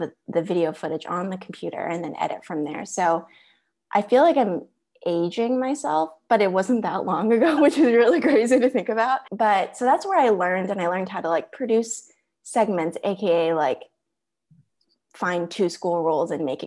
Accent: Orange County, California, United States; I am pretty much a California native. A lot of my family live in Texas, but I've lived in California, the majority of my life, majority of adulthood.

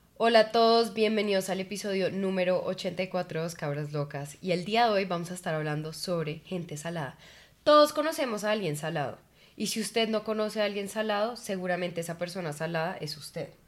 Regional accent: Colombia; amo haber nacido en Colombia

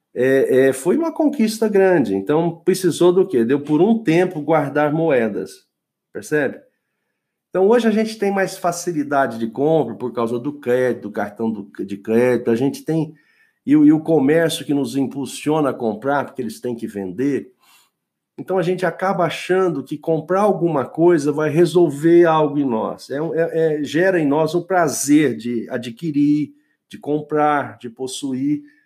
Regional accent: Brazil; eu só, só vivi no Brasil, nasci no Brasil

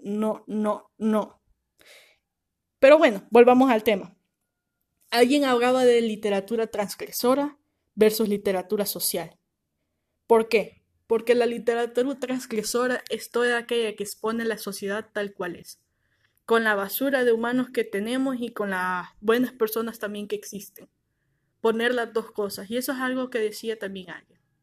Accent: El Salvador; nosotros como país, o sea, El Salvador

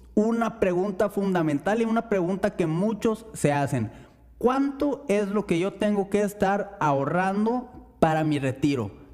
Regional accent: Mexico

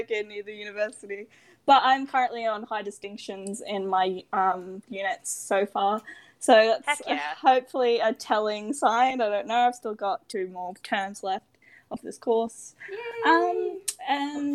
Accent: Queensland, Australia; I don't know whether you can tell from my accent, but I am from the lovely Australia, specifically Queensland

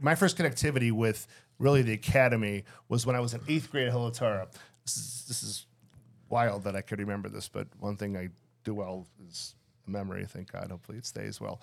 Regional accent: Skokie, Illinois, United States; I grew up there in Skokie

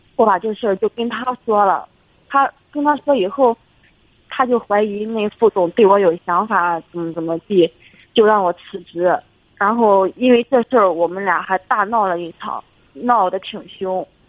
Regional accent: Shandong, China; now in Beijing, China; 我老家是山东的

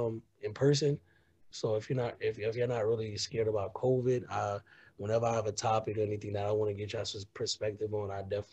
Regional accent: New Jersey, United States; I was born and raised in Jersey

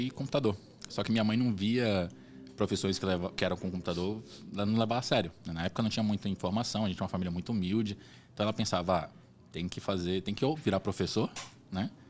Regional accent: Belém, Pará, Brazil; born there; Eu não sou de Salvador, eu nasci em Belém

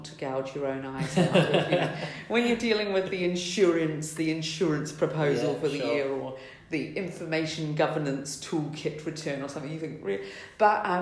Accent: New Zealand; moved away as an adult; also born or lived in London, United Kingdom; now in United Kingdom; I'm from New Zealand originally. I've been in the UK over 20 years

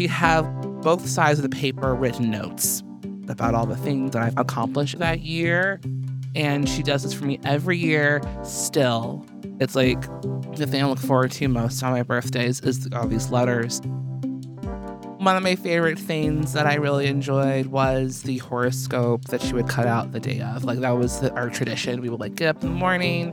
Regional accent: Chicago, Illinois, United States; I was born August 26th in Chicago, Illinois at 3:15 p.m.

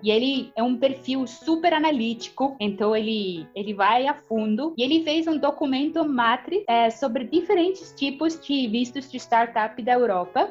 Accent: Estonia; Portuguese is a second language; moved away as an adult; also born or lived in Brazil; quando mudei da Estônia para o Brasil

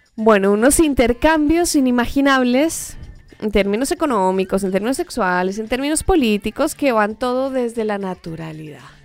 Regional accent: Colombia; moved away; yo soy colombiana

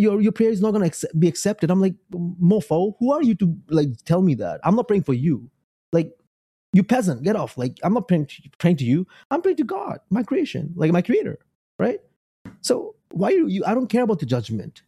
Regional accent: United States; also born or lived in Bangladesh; I'm American. I'm Beng, Bangladeshi American.

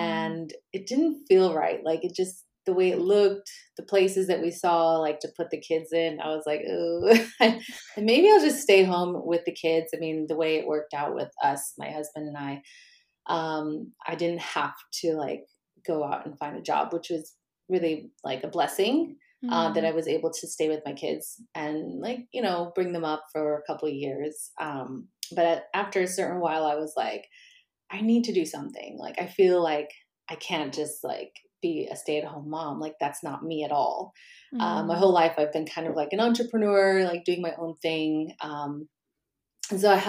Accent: Normal, Illinois, United States; moved away as an adult; also born or lived in Chicago, Illinois / Las Vegas, Nevada / Brussels, Belgium; now in Stockholm, Sweden; I'm from Illinois and it's called Normal, Illinois

